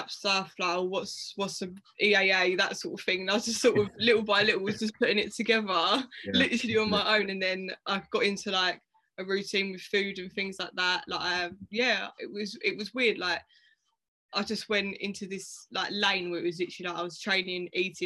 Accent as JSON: {"language": "English", "town": "Dartford", "region": "South East England", "country": "United Kingdom", "said": "I'm from Dartford, which is in Kent"}